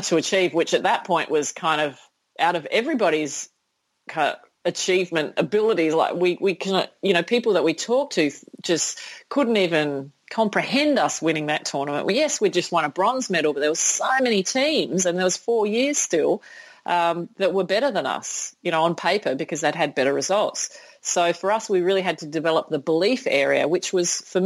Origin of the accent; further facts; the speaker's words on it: Sydney, New South Wales, Australia; in my hometown, in my home country